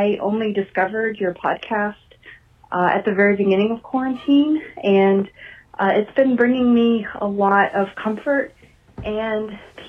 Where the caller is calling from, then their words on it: Memphis, Tennessee, United States; I'm calling from Memphis, Tennessee.